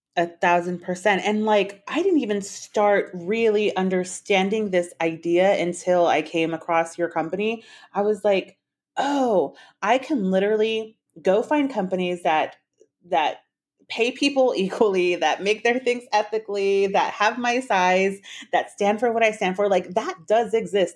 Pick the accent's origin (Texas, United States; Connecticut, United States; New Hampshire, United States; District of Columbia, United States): Texas, United States; San Antonio; my hometown of San Antonio